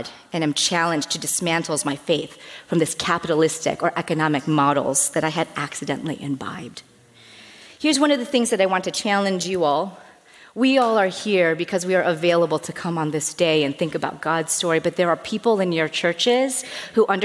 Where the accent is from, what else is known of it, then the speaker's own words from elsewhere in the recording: United States; As an American